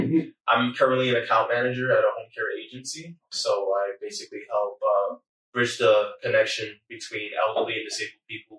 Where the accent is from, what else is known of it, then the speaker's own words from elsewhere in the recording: New York, United States; I cannot. I'm a New Yorker.